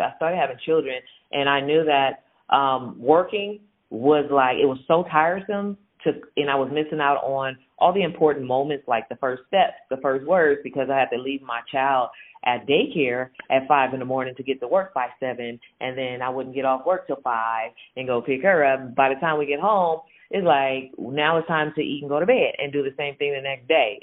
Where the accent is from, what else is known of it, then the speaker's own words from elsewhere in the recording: San Francisco Bay Area, California, United States; I grew up in the San Francisco Bay Area